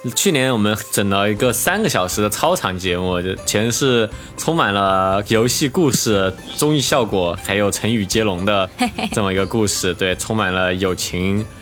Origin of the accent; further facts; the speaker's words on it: Chengdu, Sichuan, China; now in Shanghai, China; 我就是作为成都人